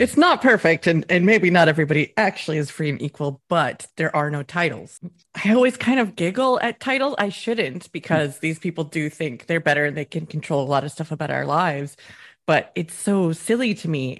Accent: United States; moved away as an adult; also born or lived in Wisconsin; now in Scotland; I'm American

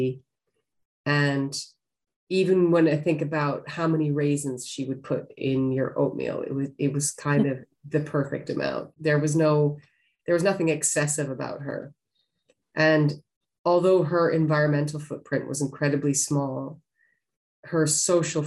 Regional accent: Western Canada, Canada; I grew up in Western Canada

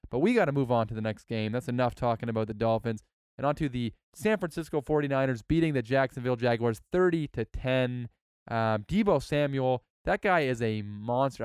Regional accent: Canada; I'm Canadian

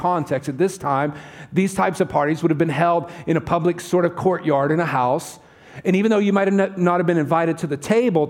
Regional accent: the South, United States; accent: southern; now in California, United States; I come from the southern part of the United States

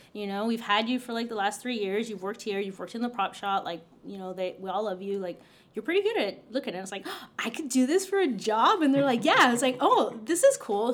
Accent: Roma, Texas, United States; I grew up in South Texas in a tiny town called Roma, Texas.

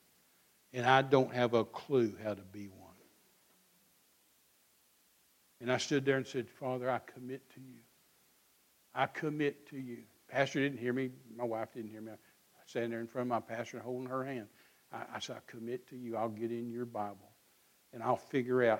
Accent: Midland, Texas, United States; I was raised out here in Midland, Texas

